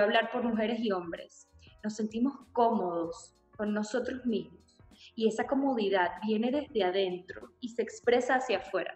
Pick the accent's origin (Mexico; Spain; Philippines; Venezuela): Venezuela; me sentí representada como mujer venezolana